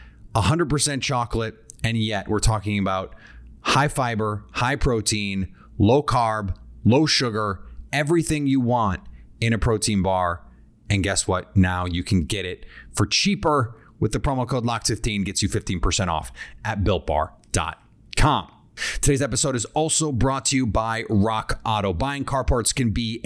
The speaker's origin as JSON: {"language": "English", "region": "Midwest", "country": "United States", "said": "I am from the Midwest"}